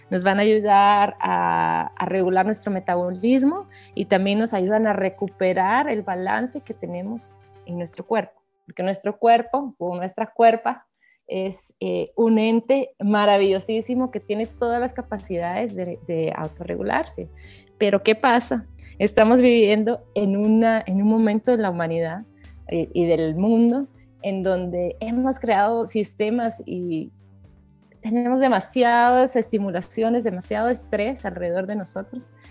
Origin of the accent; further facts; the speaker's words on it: Guatemala; soy de Guatemala